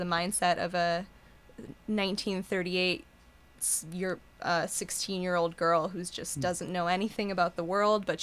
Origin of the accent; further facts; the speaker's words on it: Hanover, Minnesota, United States; moved away as an adult; I grew up in Hanover